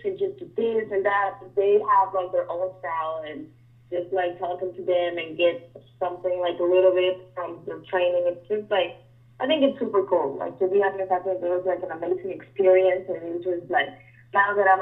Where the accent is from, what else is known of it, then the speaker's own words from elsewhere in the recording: Mexico; moved away as an adult; now in Las Vegas, United States; I'm from Mexico